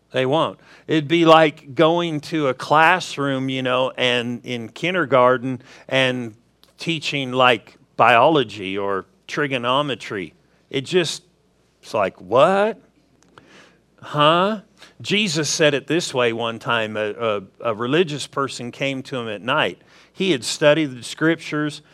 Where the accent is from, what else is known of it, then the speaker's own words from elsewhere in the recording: Southern California, United States; moved away; I grew up in Southern California